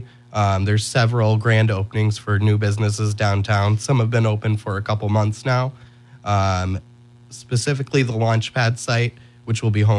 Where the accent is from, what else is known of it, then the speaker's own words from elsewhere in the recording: Faribault, Minnesota, United States; also born or lived in St. Paul; I'm born and raised in Faribault. I went up to the cities for a couple years for college at St. Paul College.